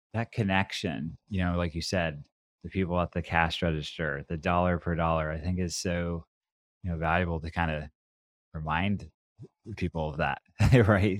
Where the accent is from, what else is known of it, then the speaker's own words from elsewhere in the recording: Oregon, United States; I grew up here